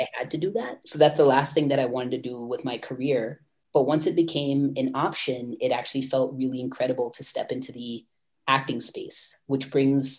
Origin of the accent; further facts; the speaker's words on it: North Carolina, United States; I grew up in North Carolina, which is on the East Coast of the United States, and more specifically, I guess, considered the South